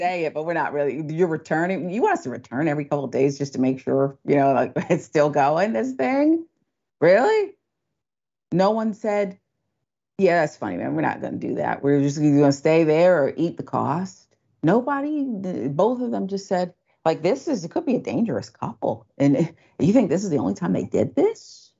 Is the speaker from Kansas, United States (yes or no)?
no; Philadelphia, Pennsylvania, United States; born or raised there